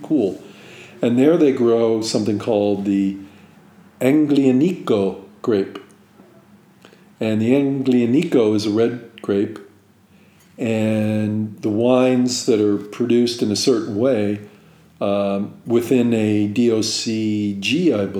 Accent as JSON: {"language": "English", "country": "United States", "said": "I'm some hick from the United States"}